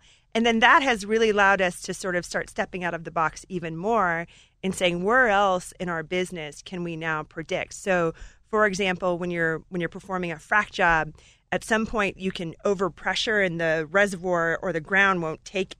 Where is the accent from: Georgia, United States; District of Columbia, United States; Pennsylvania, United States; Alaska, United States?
Alaska, United States; moved away as an adult; also born or lived in Colorado; So I grew up in Alaska in a gold mine.